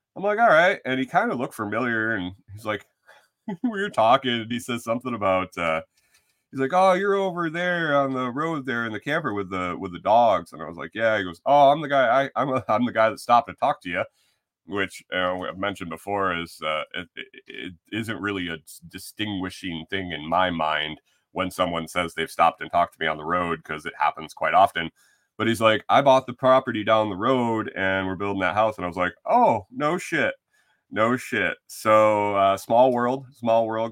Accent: New York, United States; moved away as an adult; now in Tennessee, United States; when I grew up in New York

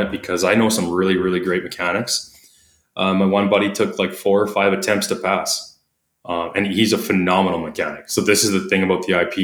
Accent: Canada; accent: Canadian; my Canadian accent

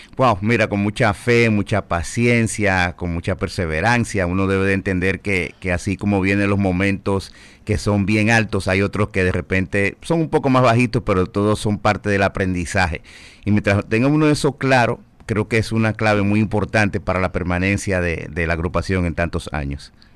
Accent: Dominican Republic

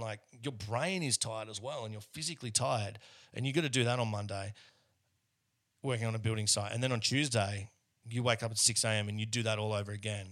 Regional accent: Australia; now in Melbourne, Australia; most Australians who, who look like I do are, are not overly proud of our, um, out of our history

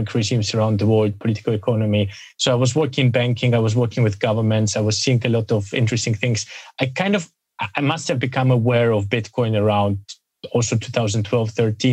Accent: Germany; now in United Kingdom; I grew up in Germany, studied in the UK

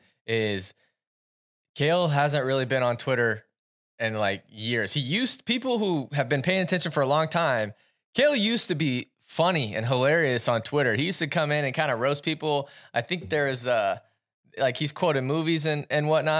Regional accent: Centerville, United States; I'm from Centerville, which is like, we got a pretty good history in wrestling.

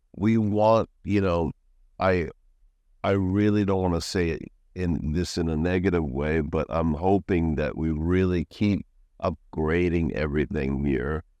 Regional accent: Florida, United States; moved away as an adult; also born or lived in New York City, United States / Switzerland / Lyon, France / Italy; now in Pattaya, Thailand; I'm originally born in New York, Lower East Side, Manhattan. and at eight years old, then I went to, uh, Florida.

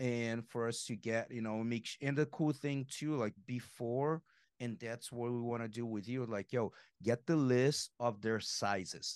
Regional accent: Brazil; moved away; growing up in Brazil

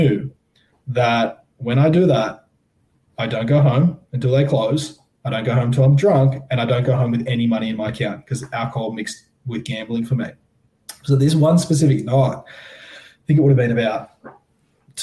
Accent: Sydney, New South Wales, Australia; I grew up in Tamarama Beach in the heart of the eastern suburbs in Sydney, New South Wales

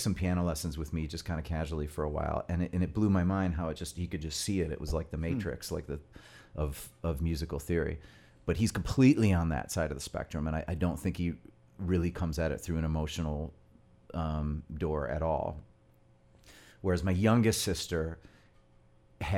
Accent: Royal Oak, Michigan, United States; also born or lived in Framingham, Massachusetts; I grew up in Royal Oak.

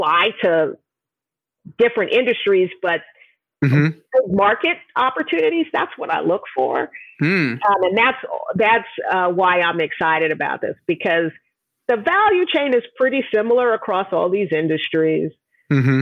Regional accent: New York, United States; I'm originally from New York

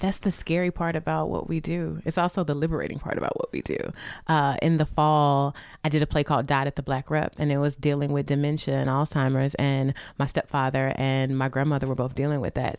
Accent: St. Louis, Missouri, United States; moved away; I'm from Saint Louis, born and raised

